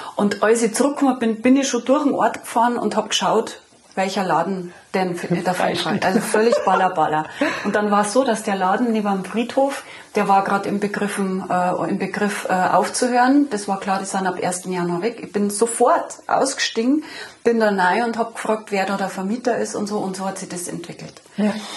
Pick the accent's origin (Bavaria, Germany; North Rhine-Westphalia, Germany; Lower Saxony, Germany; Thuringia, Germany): Bavaria, Germany; Munich; now in Lenggries, Germany; ich bin in München geboren, 1972, in eine Arbeiterfamilie hinein, mit äh, zwei Brüdern aufgewachsen